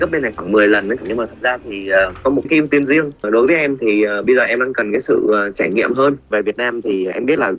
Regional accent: Vietnam; also born or lived in United States; mình là người Việt

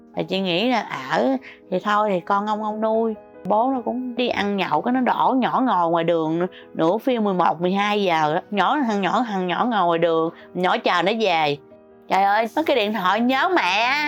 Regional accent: Sóc Trăng, Vietnam; now in Ho Chi Minh City, Vietnam; quê tôi ở Sóc Trăng Hồi nhỏ

